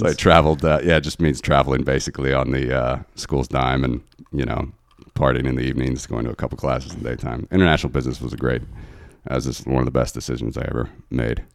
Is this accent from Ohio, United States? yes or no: yes; Ohio, United States; moved away as an adult; now in Latvia; growing up in Ohio